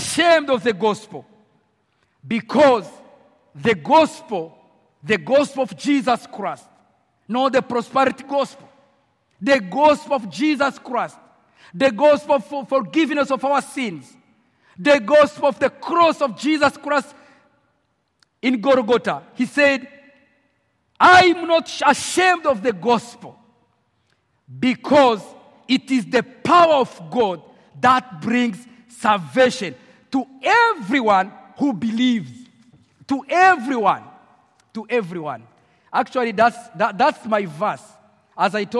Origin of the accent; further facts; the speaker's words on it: Rwanda; English is a second language; moved away as an adult; now in Nairobi, Kenya; I was born in Rwanda. I grew up in Rwanda.